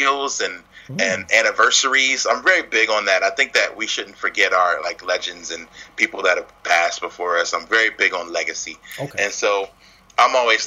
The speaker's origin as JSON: {"language": "English", "town": "Philadelphia", "region": "Pennsylvania", "country": "United States", "said": "I'm from Philly"}